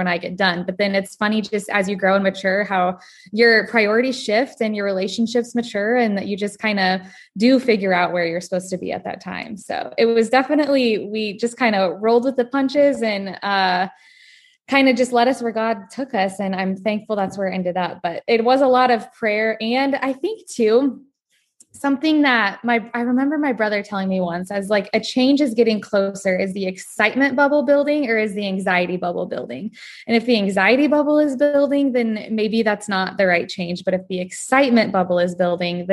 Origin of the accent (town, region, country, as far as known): Nebraska, United States; born or raised there